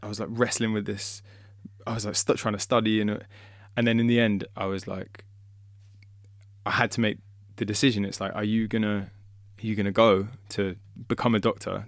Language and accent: English; London, United Kingdom; I was born and raised in London